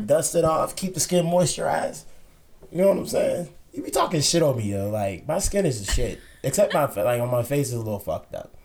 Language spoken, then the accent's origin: English; Pittsburgh, Pennsylvania, United States; also born or lived in Hampton, Virginia; I was born in Hampton. Um, lived there when I was a little kid. Then I moved to Virginia, uh, Pittsburgh. Excuse me, when I was like eleven